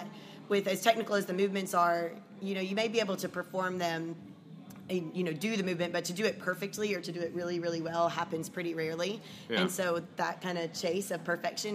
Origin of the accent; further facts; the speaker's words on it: Lebanon, Tennessee, United States; also born or lived in Jacksonville, Florida / Atlanta, Georgia; I was born in Florida. We lived near Jacksonville. And when I was 7 years old, my family and I relocated to Lebanon, Tennessee. This is where I grew up